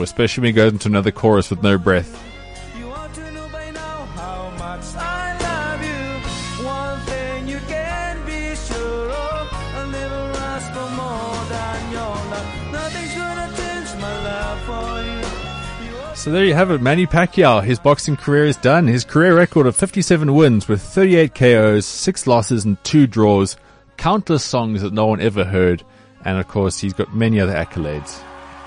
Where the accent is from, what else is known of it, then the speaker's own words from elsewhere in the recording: South Africa; as a South African